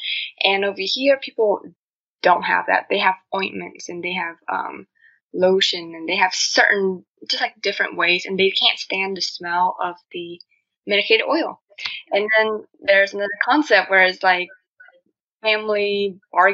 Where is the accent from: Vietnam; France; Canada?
Vietnam; accent: Asian; English is a second language; now in United States; I'm originally from Vietnam, so I moved into the U.S.